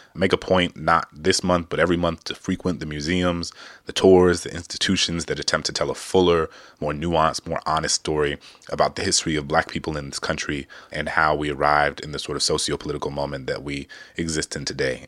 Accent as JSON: {"language": "English", "town": "New Orleans", "region": "Louisiana", "country": "United States", "tie": "born or raised there", "said": "the Big Easy, my hometown"}